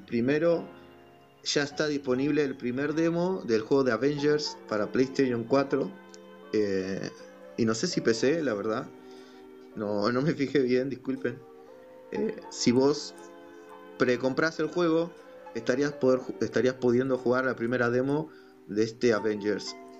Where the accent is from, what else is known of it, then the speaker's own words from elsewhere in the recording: Argentina; acá soy de Argentina